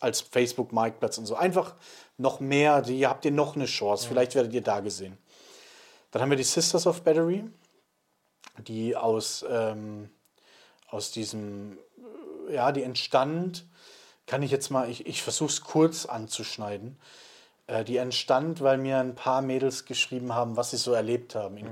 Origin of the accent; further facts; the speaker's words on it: Swabia, Germany; bin ja Schwabe